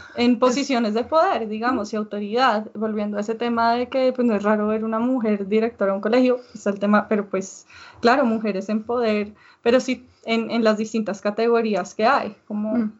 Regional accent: Bogotá, Colombia; en Bogotá yo creo que tenemos un estilo muy distinto y que la gente no se espera eso cuando uno dice yo soy colombiana también

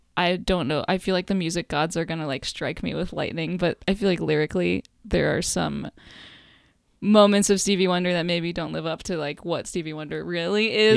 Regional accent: Los Angeles, California, United States; I grew up in LA in the Valley.

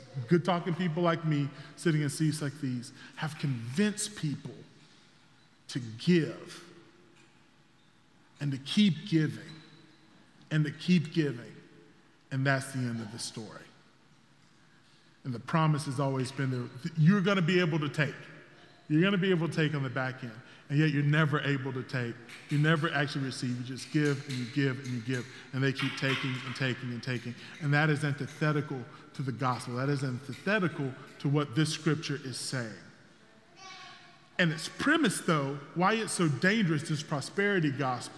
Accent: South Carolina, United States; moved away as an adult; also born or lived in Fort Mill, South Carolina; I grew up in South Carolina, but I moved here from just outside Charlotte, a place called Fort Mill.

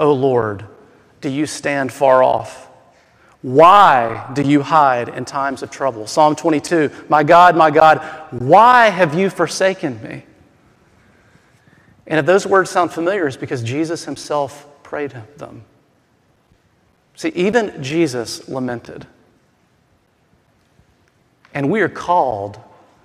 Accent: the South, United States; I'm from the South, okay? And I don't mean Southern California. I mean like the South South.

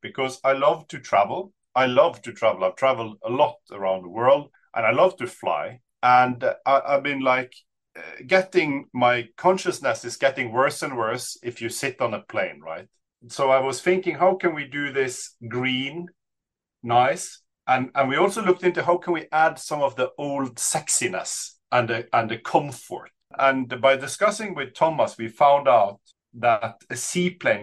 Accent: Bergen, Vestland, Norway; I grew up in Bergen, Sandviken

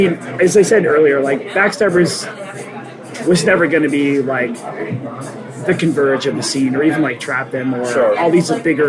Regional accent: New Hampshire, United States; also born or lived in Boston; we're from fucking New Hampshire.

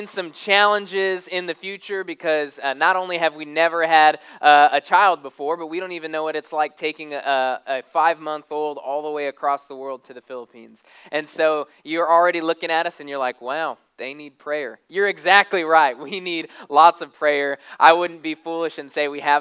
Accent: Arizona, United States; now in Texas, United States; I'm kind of a city boy. I grew up in Arizona. And so I remember when we moved to Texas

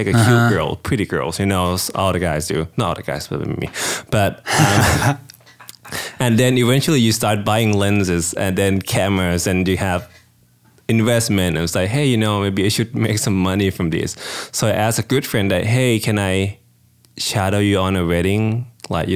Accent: Thailand; English is a second language; moved away as an adult; also born or lived in Denton, Texas, United States; now in United States; I'm from Thailand, actually. I've been here for 7 years.

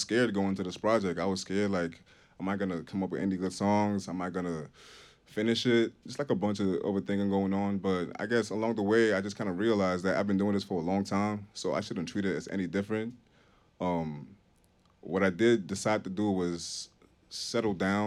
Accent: Nigeria; accent: Nigerian; now in Vermont, United States; my family and my friends back home

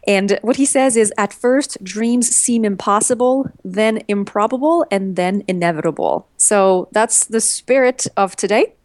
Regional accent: Montreal, Quebec, Canada; now in United States; My husband and I, we're from Montreal, but we live in the U S.

